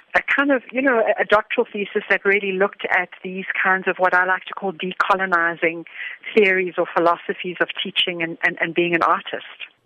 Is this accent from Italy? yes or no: no; South Africa; being a South African